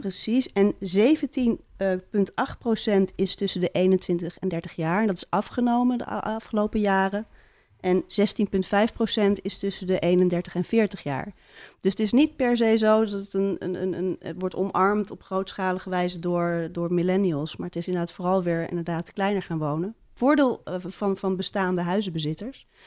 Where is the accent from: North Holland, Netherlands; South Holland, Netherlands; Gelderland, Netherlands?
North Holland, Netherlands; Amsterdam; now in Haarlem, Netherlands; ik ben wel geboren in Amsterdam.